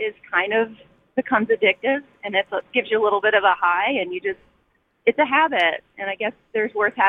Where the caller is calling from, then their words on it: Raleigh, North Carolina, United States; I'm calling from Raleigh